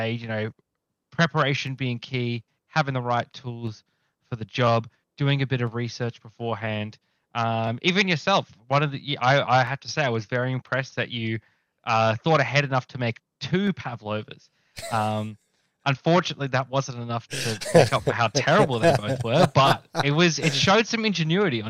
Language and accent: English; Australia; I'm Australian